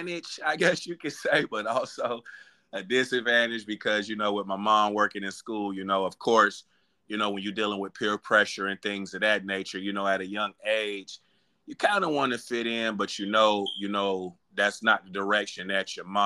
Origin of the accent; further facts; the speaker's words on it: Aliquippa, Pennsylvania, United States; now in Lithonia, United States; Born and raised in Aliquippa, Pennsylvania, Steel Mill City